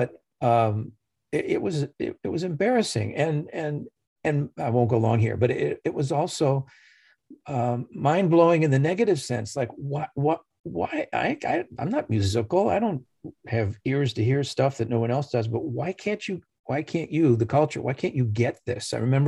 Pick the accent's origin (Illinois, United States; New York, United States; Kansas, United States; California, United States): Illinois, United States; Chicago; Chicago, Illinois.